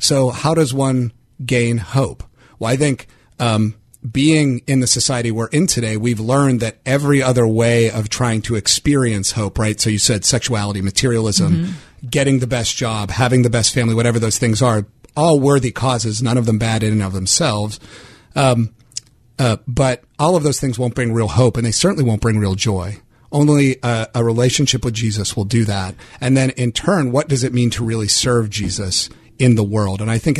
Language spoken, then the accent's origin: English; Pittsburgh, Pennsylvania, United States; I grew up in the South Hills of Pittsburgh